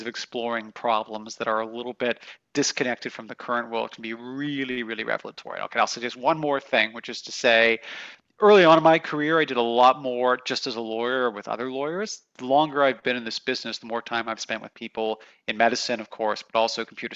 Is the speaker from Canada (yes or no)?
yes; Canada; moved away; I grew up in Canada